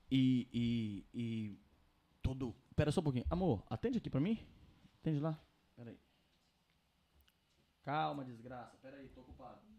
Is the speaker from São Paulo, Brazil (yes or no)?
no; Governador Valadares, Minas Gerais, Brazil; now in Mexico; Sou brasileira, já tô aqui no México desde 2001 e eu vou fazer de tudo para que a viagem de vocês corra bem e tal. Eu sou da cidade de Governador Valadares.